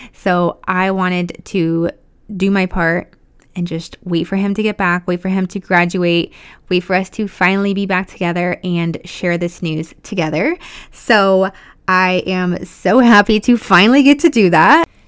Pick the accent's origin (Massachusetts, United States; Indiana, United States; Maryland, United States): Indiana, United States; now in Texas, United States; I'm from Indiana